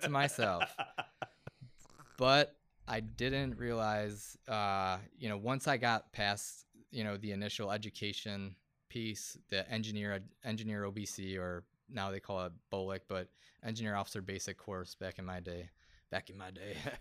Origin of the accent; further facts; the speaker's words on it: Buffalo, New York, United States; I'm, I'm from Buffalo